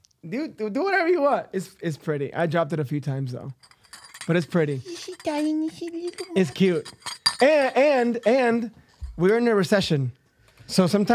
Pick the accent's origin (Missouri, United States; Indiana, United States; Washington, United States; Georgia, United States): Washington, United States; Seattle; growing up in Seattle